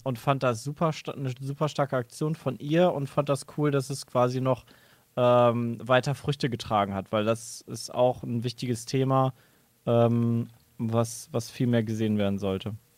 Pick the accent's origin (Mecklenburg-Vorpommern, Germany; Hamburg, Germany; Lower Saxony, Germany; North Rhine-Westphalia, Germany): North Rhine-Westphalia, Germany; Cologne; Ich als Rheinländer, ich kann sagen, ich habe quasi jedes Karneval mitgenommen, miterlebt.